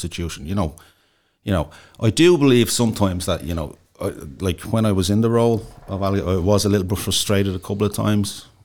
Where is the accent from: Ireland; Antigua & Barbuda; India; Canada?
Ireland; Dublin, Leinster; I'm from Inchicore